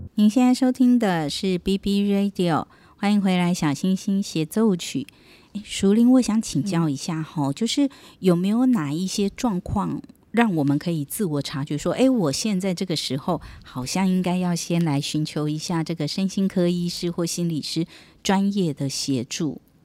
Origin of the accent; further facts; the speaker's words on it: Taiwan; 我们台湾